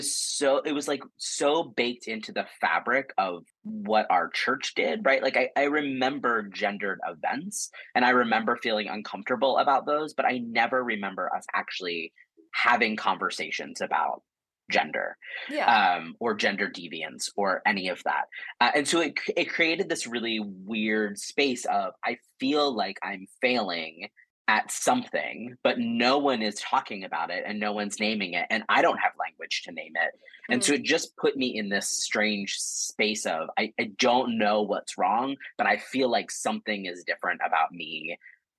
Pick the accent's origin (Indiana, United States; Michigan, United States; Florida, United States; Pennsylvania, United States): Pennsylvania, United States; rural; moved away; I grew up in rural Pennsylvania in the 80s and up to late 90s